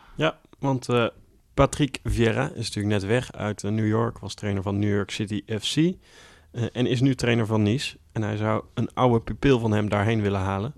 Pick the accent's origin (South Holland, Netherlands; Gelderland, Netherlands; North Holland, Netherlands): Gelderland, Netherlands; Millingen aan de Rijn; in Millingen hadden we natuurlijk wel de clubs uit de, bij ons uit de polder